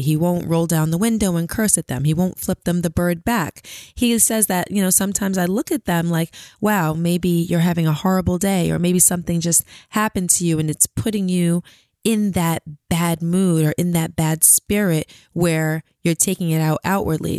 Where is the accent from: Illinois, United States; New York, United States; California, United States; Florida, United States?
New York, United States; New York City; also born or lived in Queens / Long Island; I'm originally from Brooklyn.